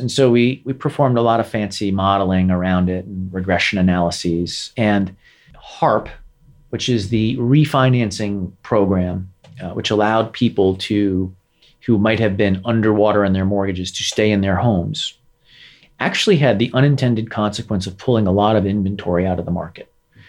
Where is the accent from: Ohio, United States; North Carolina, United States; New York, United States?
New York, United States; I'm from New York. I'm a New Yorker.